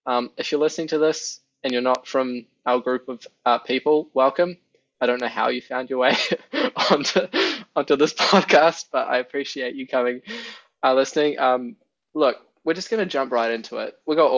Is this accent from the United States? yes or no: no; New Zealand; we're all from New Zealand.